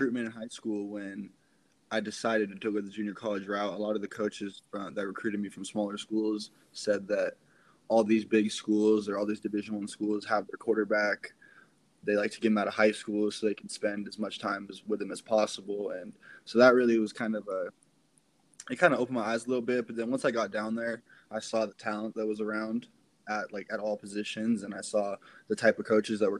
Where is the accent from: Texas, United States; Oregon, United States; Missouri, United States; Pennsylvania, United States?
Oregon, United States; Central Point; also born or lived in San Mateo, California; I originally moved up to Oregon when I was 8 years old from the Bay Area, San Mateo, to be specific